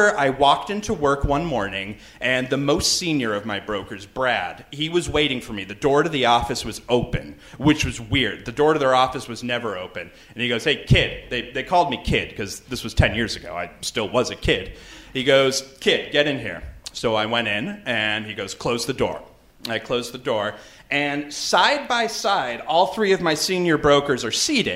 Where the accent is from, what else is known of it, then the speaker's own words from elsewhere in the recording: Canada; I'm from Canada